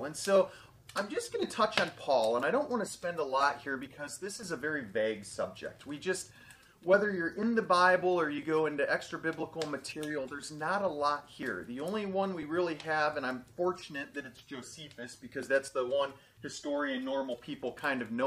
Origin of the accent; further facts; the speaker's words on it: United States; I'm American, I'm a citizen and everything else